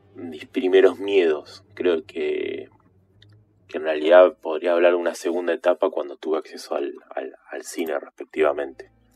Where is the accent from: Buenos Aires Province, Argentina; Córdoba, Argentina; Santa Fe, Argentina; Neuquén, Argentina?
Neuquén, Argentina; Soy de Argentina, vivo en Neuquén, lo que es la zona patagónica desde pequeño